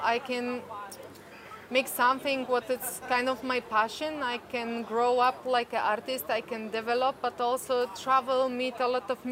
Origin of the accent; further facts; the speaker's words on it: Poland; I'm from Poland.